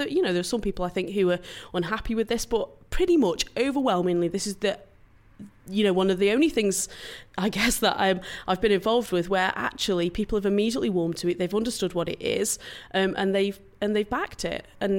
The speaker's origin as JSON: {"language": "English", "town": "Stoke-on-Trent", "region": "West Midlands", "country": "United Kingdom", "said": "And we shouldn't be ashamed to tell people we come from Stoke. I'm so proud to come from our city"}